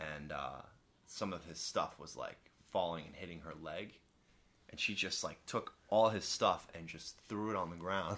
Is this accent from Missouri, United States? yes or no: no; Long Island, New York, United States; I grew up with on Long Island